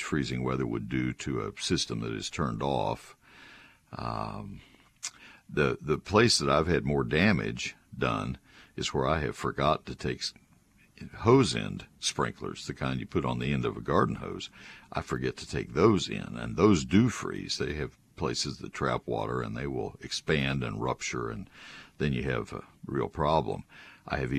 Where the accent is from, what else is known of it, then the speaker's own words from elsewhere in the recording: San Antonio, Texas, United States; I was born in San Antonio.